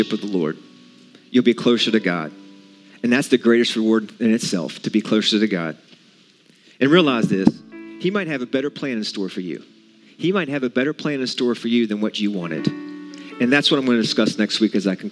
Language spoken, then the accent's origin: English; West Virginia, United States; I'm from West Virginia